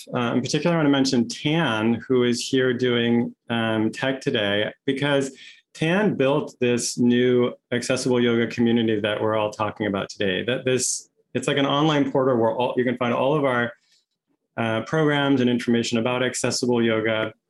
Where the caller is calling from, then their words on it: Santa Barbara, California, United States; My pronouns are he and him, and I'm joining you from Chumash land here, which is now known as Santa Barbara, California.